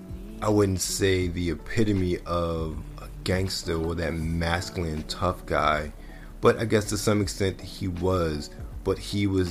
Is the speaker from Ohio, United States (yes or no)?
no; Baltimore, Maryland, United States; moved away; born and raised in Baltimore